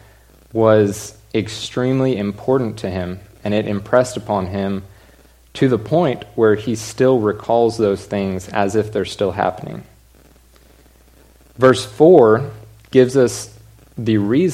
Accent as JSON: {"language": "English", "town": "Allen", "region": "Texas", "country": "United States", "tie": "born or raised there", "also_born_or_lived": "Stephenville, Texas", "said": "my whole life, I grew up in Allen"}